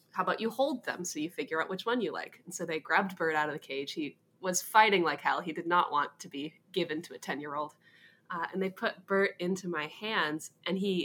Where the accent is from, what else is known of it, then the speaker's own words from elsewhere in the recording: Hawaii, United States; also born or lived in Massachusetts; I grew up mostly in Hawaii. I was born in Massachusetts, but we moved to Hawaii when I was about 9 years old, and I lived there ever since